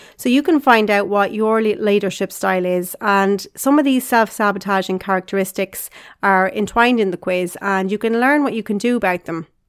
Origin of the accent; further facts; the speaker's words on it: Carlow, Leinster, Ireland; I grew up in Carlow in Ireland with my mom and dad and my two sisters